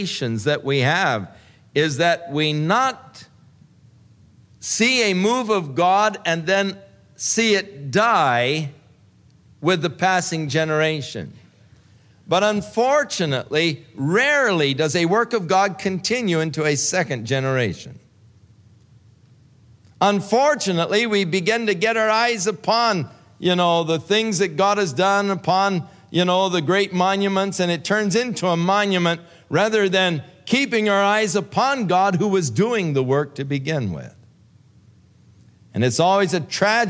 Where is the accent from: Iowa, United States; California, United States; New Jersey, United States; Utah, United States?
California, United States; Ventura; I was born in the Big Sisters Hospital in Ventura